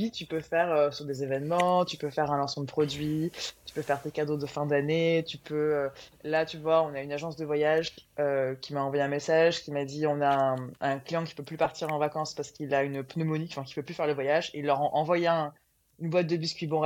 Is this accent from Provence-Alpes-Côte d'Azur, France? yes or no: yes; Aix-en-Provence, Provence-Alpes-Côte d'Azur, France; Moi à la base, je suis d'Aix.